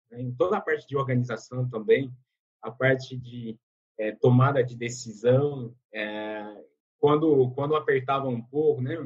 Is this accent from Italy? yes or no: no; France; Portuguese is a second language; moved away as an adult; now in Brazil; eu sou francês, eu moro no Brasil há 11 anos